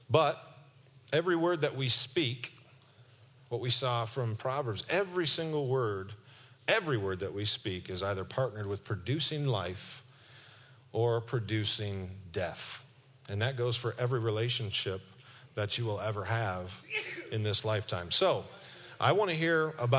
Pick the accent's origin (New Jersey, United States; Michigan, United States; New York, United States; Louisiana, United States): Michigan, United States; Kentwood; I'm from Kentwood, Michigan